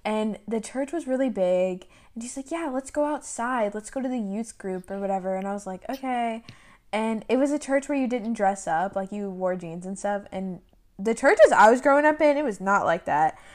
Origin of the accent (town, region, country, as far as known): Tennessee, United States; born or raised there; moved away